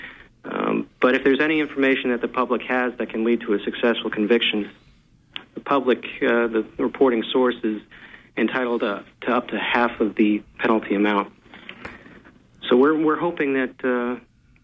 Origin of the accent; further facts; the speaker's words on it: Rhode Island, United States; moved away; originally from Rhode Island, so New England ties run deep